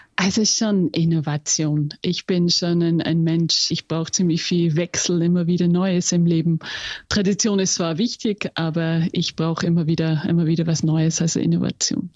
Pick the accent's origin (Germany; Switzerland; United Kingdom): United Kingdom; England; first language English; German is a second language; moved away as an adult; also born or lived in Austria; Wäre nämlich meine Muttersprache. ja, ich bin in England aufgewachsen